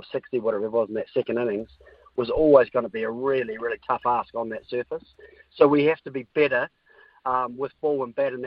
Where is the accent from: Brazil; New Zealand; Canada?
New Zealand; as a Kiwi